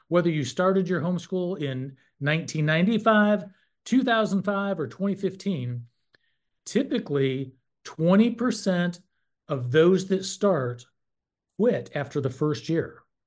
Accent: North Carolina, United States; I'm from North Carolina, and I served for twelve years on the N C H E board

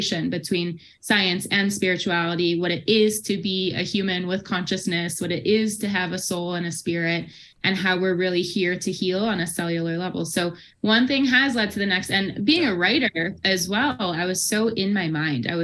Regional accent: Midwest, United States; moved away as an adult; now in Boulder, United States; I'm originally from the Midwest

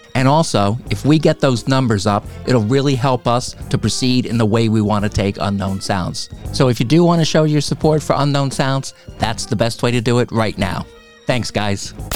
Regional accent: Pine Beach, New Jersey, United States; we both come from the very small town of Pine Beach, New Jersey.

